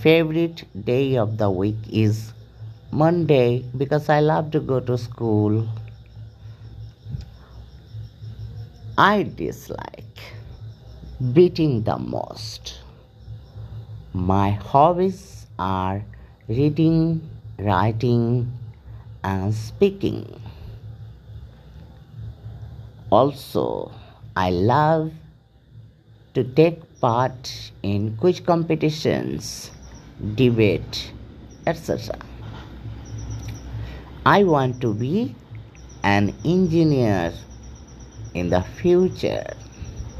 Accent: Horischok, West Bengal, India; I was born at Horischok in Hooghly district.

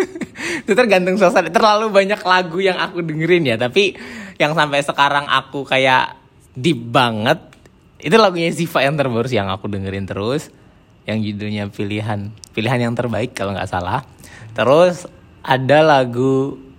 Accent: Indonesia; moved away as an adult; pas aku di Indonesia

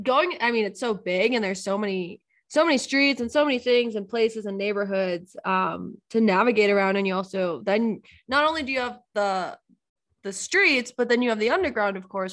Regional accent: Long Island, New York, United States; moved away as an adult; also born or lived in China; now in Colorado, United States; I'm also from New York, but we grew up on Long Island

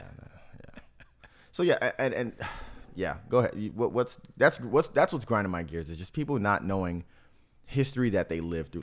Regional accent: South Florida, United States; also born or lived in Miami / Tampa; growing up in South Florida

